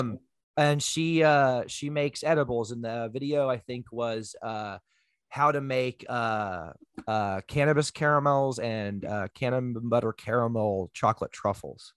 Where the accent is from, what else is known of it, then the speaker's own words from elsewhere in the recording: United States; I am a loud, sloppy American